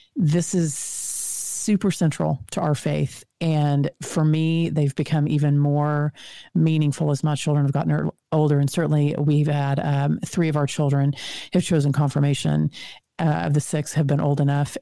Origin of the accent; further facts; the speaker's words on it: Texas, United States; accent: Texan; my Texan accent